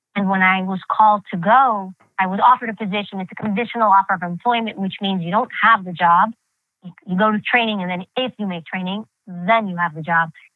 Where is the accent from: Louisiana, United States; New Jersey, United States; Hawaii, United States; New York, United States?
New York, United States; New York City; first language Greek; English is a second language; growing up in New York City during that time period, the 80s and 90s. And that's the time period I really grew up